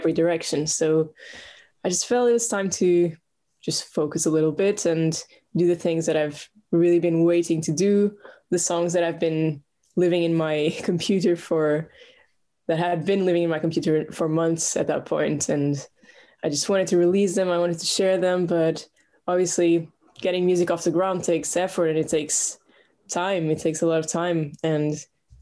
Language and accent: English; Portugal; moved away as an adult; now in London, United Kingdom; I'm from Portugal originally, but I've lived in London for the past 5 years